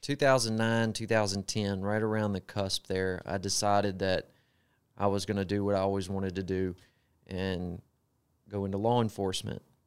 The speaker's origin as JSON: {"language": "English", "town": "Gulfport", "region": "Mississippi", "country": "United States", "tie": "born or raised there", "accent": "Southern", "moved": "as an adult", "lives_now": "Greenville, United States", "said": "I grew up in Gulfport, Mississippi. Spent the majority of my life there"}